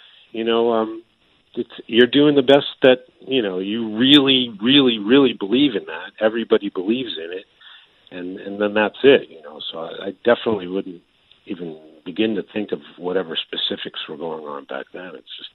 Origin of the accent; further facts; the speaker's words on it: Maryland, United States; now in Japan; I grew up in Maryland, and it's right on the border of the North and South